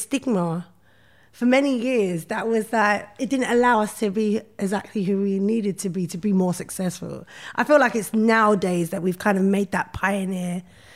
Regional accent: London, United Kingdom; I grew up in Brixton

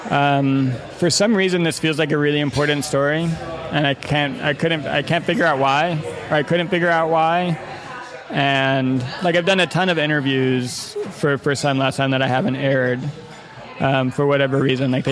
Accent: Midwest, United States; I mean, I grew up in the Midwest too, so I have like this kind of like cynical sense of humor, like kind of like cutting and biting.

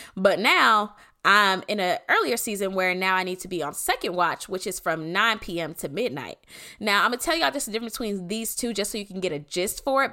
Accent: Clayton County, Georgia, United States; I'm from Clayco

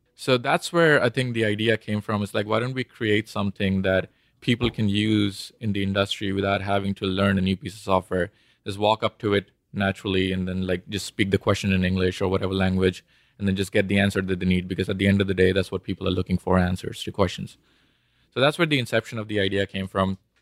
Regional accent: India; moved away as an adult; also born or lived in Bombay / Austin / Houston; I was born and raised in India

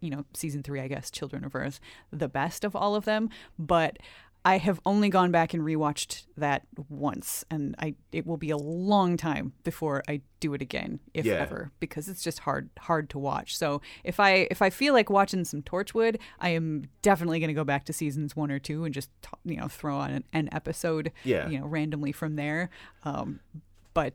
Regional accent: United States; I mean, there were a lot of miniseries when I was growing up in the United States.

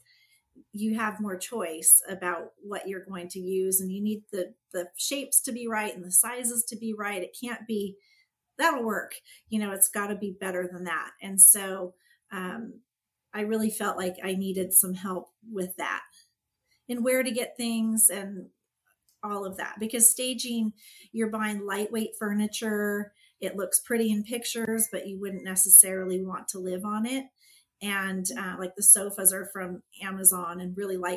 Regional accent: California, United States; also born or lived in Pennsylvania / San Jose / Walnut Creek / Chico; I'm from California.

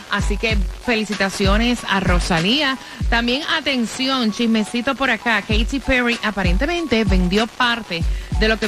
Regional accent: Dominican Republic; Soy dominicana de pura cepa y escucho el show de la gatita cada mañana

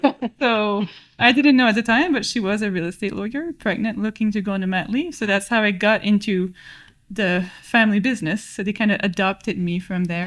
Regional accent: New Brunswick, Canada; moved away as an adult; also born or lived in Halifax, Nova Scotia; now in Ottawa, Canada; I moved to Ottawa from New Brunswick

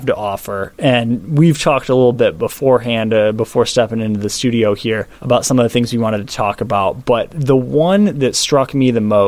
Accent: Michigan, United States; now in Oregon, United States; I grew up in Michigan

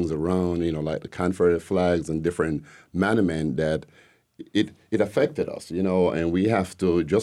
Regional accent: Jamaica; now in Decatur, United States; Uh, you can tell originally I'm not from here. I'm from Jamaica.

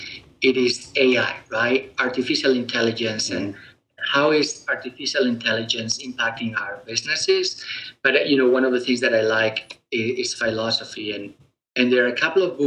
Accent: Spain; moved away; me being originally born in Europe, I was born in Spain.

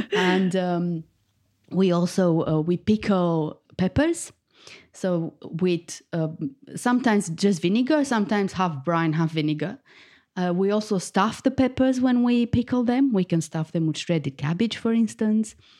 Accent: Bucharest, Romania; moved away as an adult; now in United Kingdom; I was born in Bucharest, the capital of Romania, and I moved to the U K fifteen years ago

